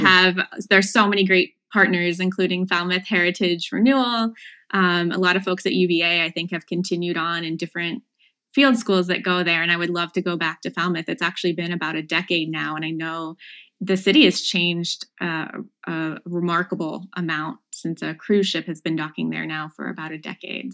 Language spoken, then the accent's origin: English; Chillicothe, Ohio, United States; moved away as an adult; also born or lived in Cambridge, Massachusetts / Virginia; I'm from Chillicothe, Ohio, the heart of Appalachian Ohio, so about an hour south of Columbus.